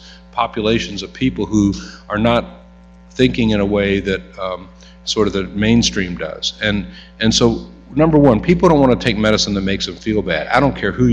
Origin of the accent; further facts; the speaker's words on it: Alabama, United States; I'm from Alabama